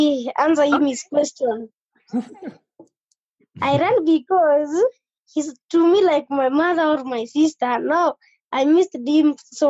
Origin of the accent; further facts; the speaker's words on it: Nairobi, Kenya; I was born in Madare, in the slums of Madare. I had the full family.